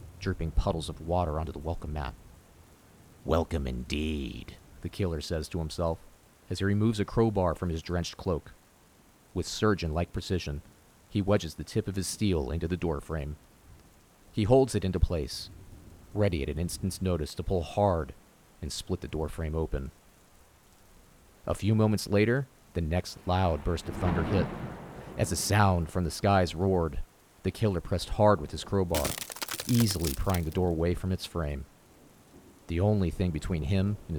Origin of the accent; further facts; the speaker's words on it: Florida, United States; our creepy, swampy childhood town where we grew up in Florida